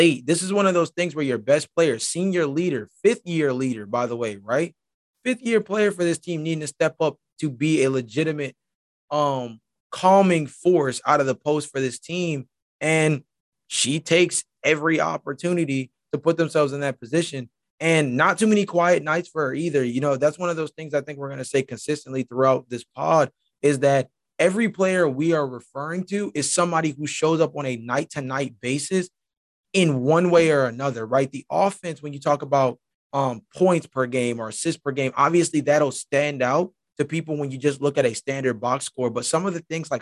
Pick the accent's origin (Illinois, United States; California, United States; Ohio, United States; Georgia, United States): Georgia, United States; I was born in Georgia. I was born in Georgia